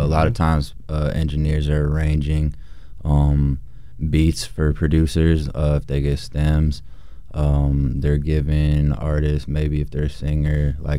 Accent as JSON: {"language": "English", "town": "South Bend", "region": "Indiana", "country": "United States", "said": "I'm from South Bend, Indiana."}